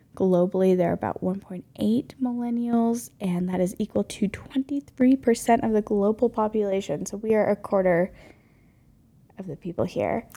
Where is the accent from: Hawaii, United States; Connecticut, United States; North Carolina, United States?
North Carolina, United States; now in Mountain West, United States; I grew up in North Carolina as the oldest of four kids, and I currently live in the Mountain West with Chris.